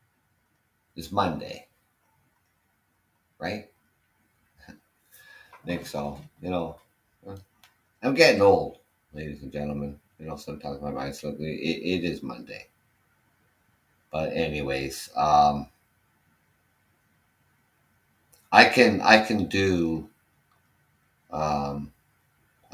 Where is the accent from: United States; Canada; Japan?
Canada; I'm Canadian